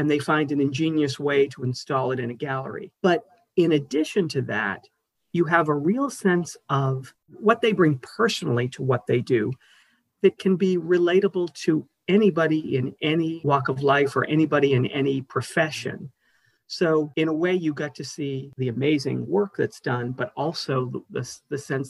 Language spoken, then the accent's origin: English; Boston, Massachusetts, United States; also born or lived in New York; I'm originally from right here in Boston, born and bred.